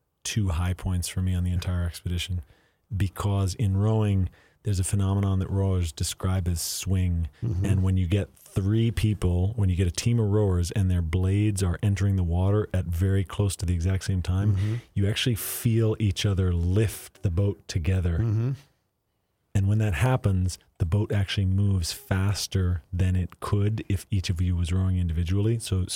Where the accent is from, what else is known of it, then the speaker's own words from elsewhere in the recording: Northern Plains, United States; growing up in the Northern Plains just contributed a huge part of who I am.